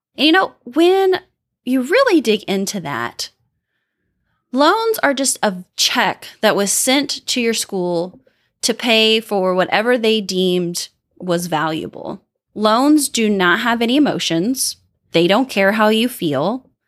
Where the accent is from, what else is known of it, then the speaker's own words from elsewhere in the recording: Midwest, United States; I'm from the Midwest